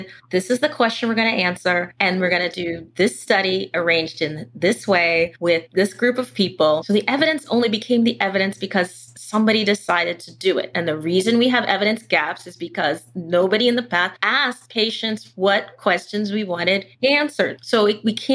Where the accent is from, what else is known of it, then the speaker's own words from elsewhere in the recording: United States; I'm an American, I'm a capitalist, I'm a Harvard graduate